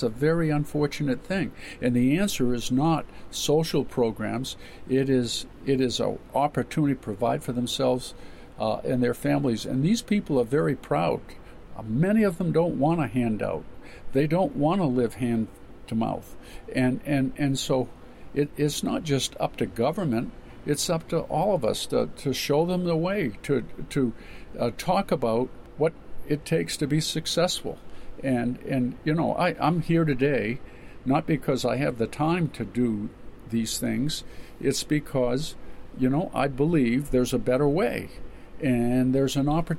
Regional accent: Caribou, Maine, United States; I was born in Caribou

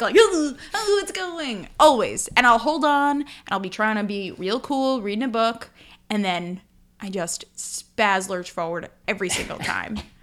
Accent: United States; as an American

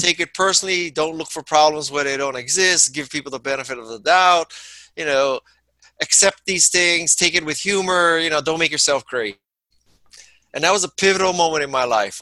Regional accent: Honolulu, Hawaii, United States; moved away as an adult; also born or lived in San Francisco; I'm from Honolulu, Hawaii, lower middle class uh, neighborhood and family

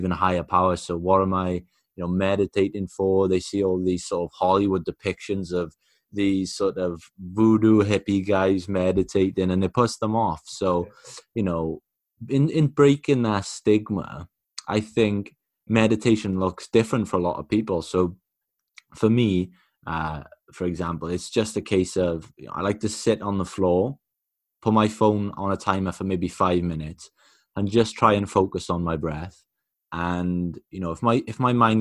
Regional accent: Wales, United Kingdom; I'm from Wales, I can't speak Welsh fluently, but you're often, you know, given phrases and certain things growing up

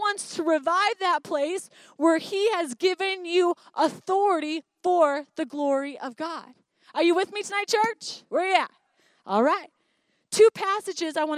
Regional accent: Highland, Michigan, United States; moved away as an adult; growing up in a small town in Highland, Michigan.

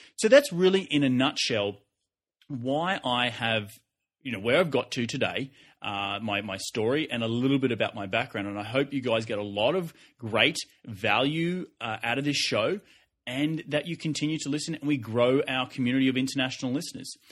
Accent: Australia; now in United States; I'm Australian and I'm Australian living in the U S

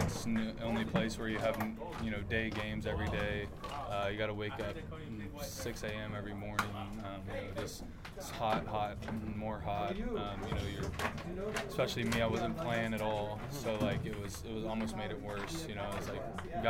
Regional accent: Magnolia, Texas, United States; Magnolia, you know, Magnolia's home. It's, I got a ton of friends there, a ton of people that I call family. You know, it's where I grew up. I moved there when I was one

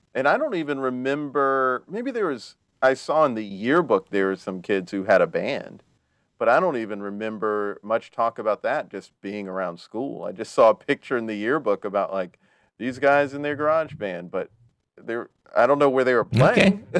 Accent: South Carolina, United States; I'm from South Carolina and North Carolina. Yeah. But I mostly lived in South Carolina

